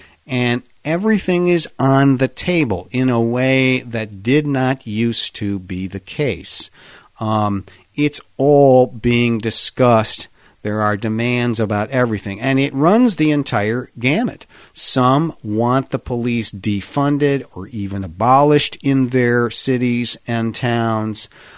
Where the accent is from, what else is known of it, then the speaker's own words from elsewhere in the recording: Pittsburgh, Pennsylvania, United States; I can tell you in my hometown of Pittsburgh, these have all been discussed